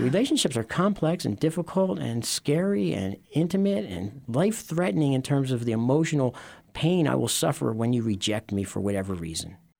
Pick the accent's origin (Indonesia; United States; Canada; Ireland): United States; Philadelphia, Pennsylvania; I grew up in Philadelphia